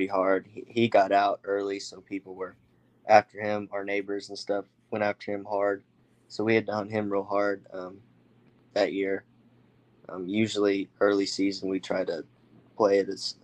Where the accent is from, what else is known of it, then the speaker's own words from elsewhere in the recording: Morrison, Oklahoma, United States; Morrison, Oklahoma. It's right there by Stillwater